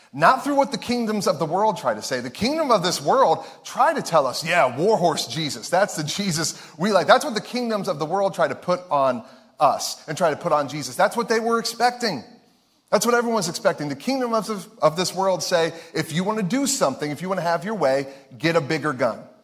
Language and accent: English; Ohio, United States; we're from Ohio.